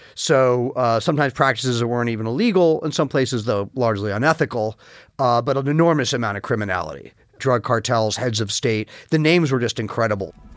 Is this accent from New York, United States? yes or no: yes; New York, United States; I grew up largely in New York